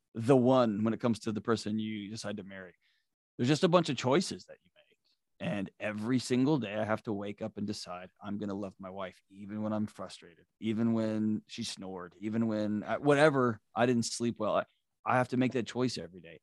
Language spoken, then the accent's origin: English; Houston, Texas, United States; I grew up in Houston, Texas